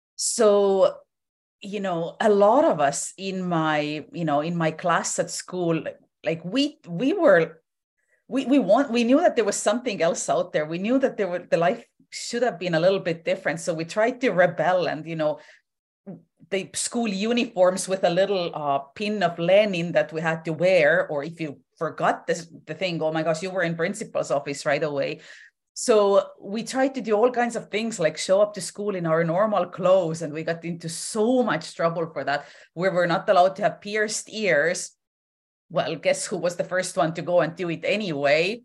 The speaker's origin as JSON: {"language": "English", "country": "Estonia", "tie": "born or raised there", "moved": "as an adult", "lives_now": "Vancouver Island, Canada", "said": "I was born and raised in Estonia. I ended up moving to Canada when I was in my twenties."}